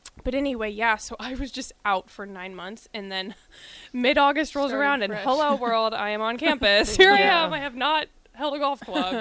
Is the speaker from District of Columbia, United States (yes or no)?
no; Nebraska, United States; growing up in Nebraska and a Husker fan literally from birth